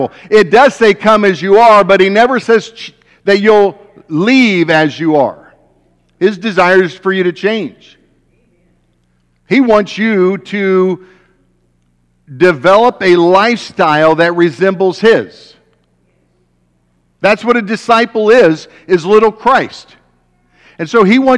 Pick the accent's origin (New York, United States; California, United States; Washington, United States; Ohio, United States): Ohio, United States; West Alexandria; We grew up over in West Alexandria, so just 35 through New Lebanon, small little town, one stoplight